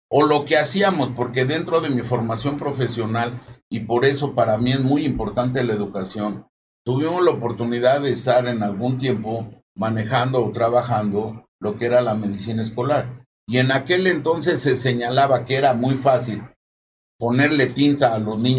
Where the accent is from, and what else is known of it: Mexico